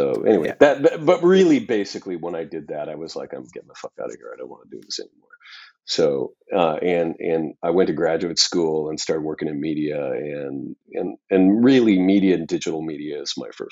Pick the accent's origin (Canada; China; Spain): Canada; Saskatchewan; I'm from Saskatchewan